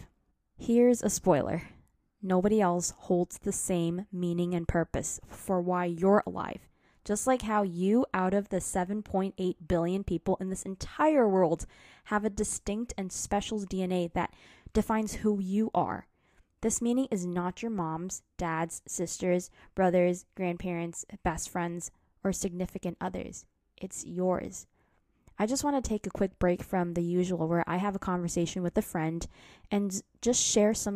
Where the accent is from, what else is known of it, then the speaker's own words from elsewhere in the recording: United States; I am Asian American